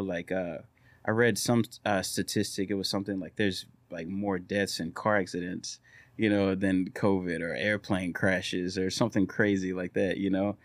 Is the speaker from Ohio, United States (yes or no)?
no; Orange, Texas, United States; our small town is growing